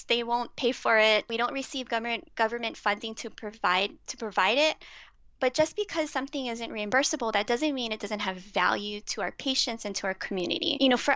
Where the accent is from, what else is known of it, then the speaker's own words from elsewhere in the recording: Hawaii, United States; as a Hawaiian